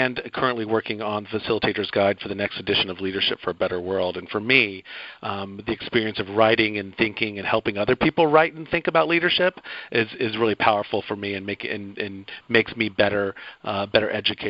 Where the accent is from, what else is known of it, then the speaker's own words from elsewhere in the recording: Athens, Georgia, United States; It's also my hometown, Athens, Georgia, so I feel a lot of connection there.